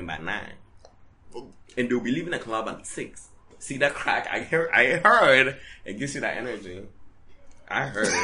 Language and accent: English; United States; accent: American; my American accent comes out